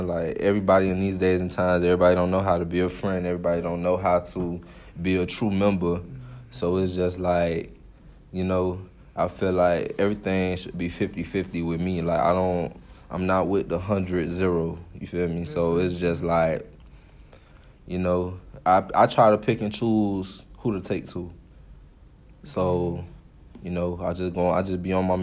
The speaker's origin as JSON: {"language": "English", "town": "Miami", "region": "Florida", "country": "United States", "said": "I'm from Miami, Florida"}